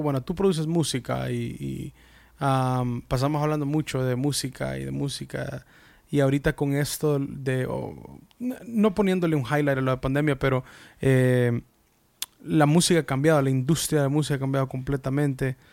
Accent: United States; yo soy salvadoreño, de padres salvadoreños, nacido en Estados Unidos

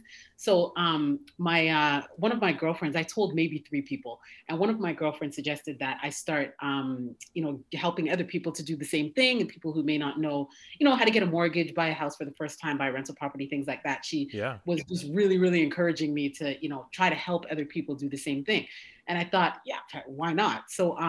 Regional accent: Toronto, Ontario, Canada; moved away as an adult; now in United States; I'm originally from Canada, born and raised in Toronto.

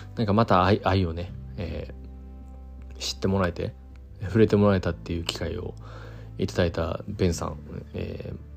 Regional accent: Kyoto, Japan; 伏見のねうん僕の地元でもある

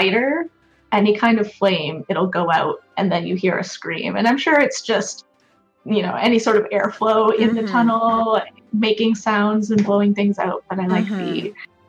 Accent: Ontario, Canada; moved away; I'm originally from Ontario

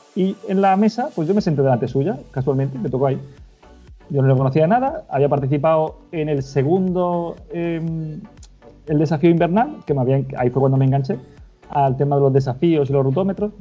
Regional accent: Málaga, Andalusia, Spain; moved away as an adult; also born or lived in Cádiz / El Puerto de Santa María; now in A Coruña, Spain; yo nací en Málaga

